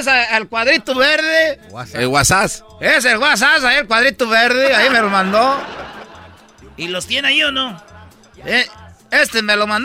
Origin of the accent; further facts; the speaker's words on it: Michoacán, Mexico; como soy pues de Michoacán, nosotros no creas que nomás damos aguacates también.